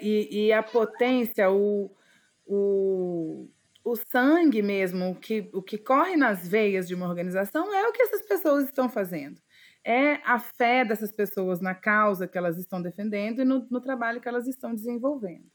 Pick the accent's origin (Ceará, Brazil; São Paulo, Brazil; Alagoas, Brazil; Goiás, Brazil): Goiás, Brazil; Alexânia; also born or lived in Brasília; eu atualmente falo com vocês de um povoado de cerca de 3 mil habitantes, que é onde eu basicamente passei boa parte da minha infância e da minha adolescência